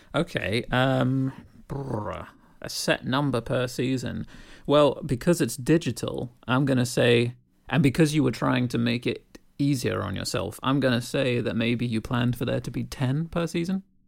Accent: United Kingdom; growing up in Britain

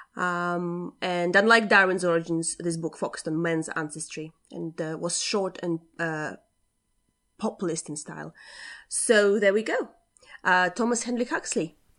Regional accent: Latvia; my upbringing and the fact that I'm from Latvia. And it's, um, yeah, you know, you don't get exposed to a lot of um, stuff like that when you're grow- growing up in Latvia

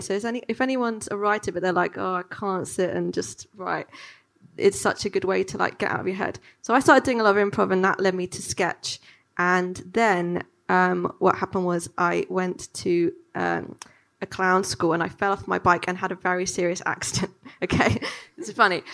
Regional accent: London, United Kingdom; growing up in London

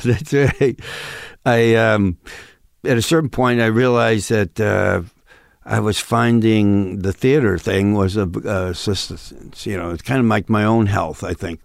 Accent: Western New York, United States; born or raised there; accent: Midwestern thing of Western New York State; moved away as an adult; now in Los Angeles, United States

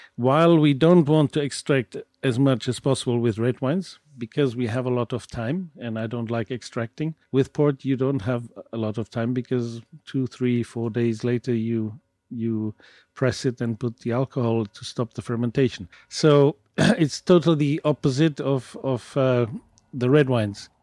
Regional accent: Douro, Norte, Portugal; I come from the Douro

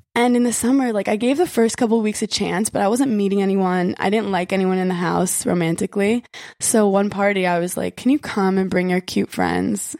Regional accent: New York City, New York, United States; I am a native New Yorker

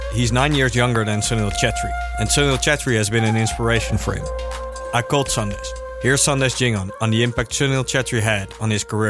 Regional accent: Netherlands; I'm from the Netherlands, a small country, like 18 million people over here.

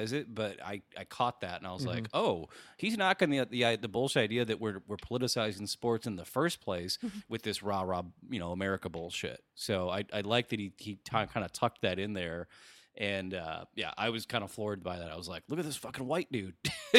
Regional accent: Baltimore, Maryland, United States; I'm from Baltimore.

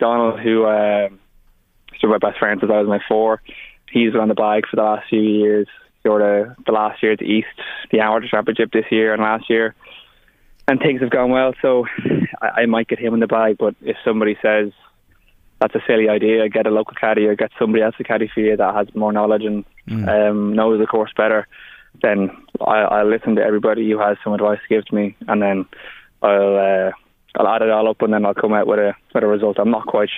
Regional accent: Bettystown, Leinster, Ireland; growing up in Beattystown

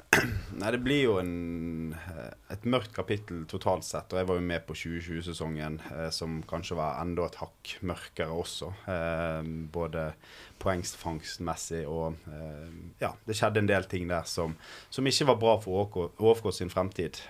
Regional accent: Bergen, Vestland, Norway; som bergenser selvfølgelig og Brann-supporter

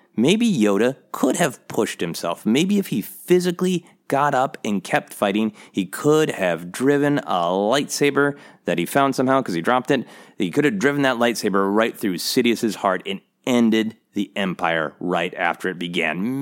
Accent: Minnesota, United States; moved away; I am from Minnesota. I lived much of my life in Minnesota, where it gets very, very cold

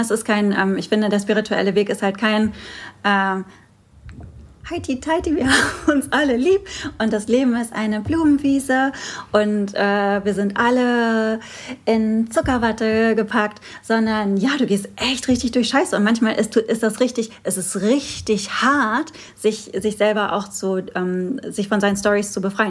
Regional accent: Moers, North Rhine-Westphalia, Germany; es ist so eine richtige Kolonie bei uns in Mörs und ja. äh, Mörs-Meerbeck

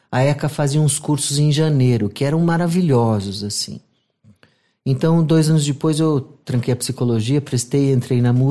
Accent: São Paulo, Brazil; nasci lá, inclusive.

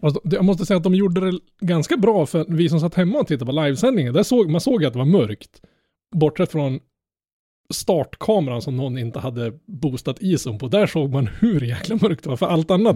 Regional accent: Norrland, Sweden; jag är norrlänning

